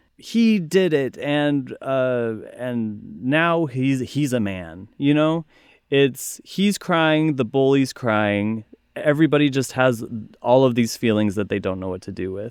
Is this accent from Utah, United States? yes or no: yes; Utah, United States; moved away; I once again grew up in Utah, very cold